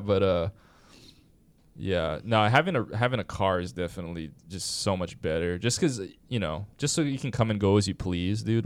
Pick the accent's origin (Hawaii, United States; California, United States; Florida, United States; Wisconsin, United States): Hawaii, United States; I was from Hawaii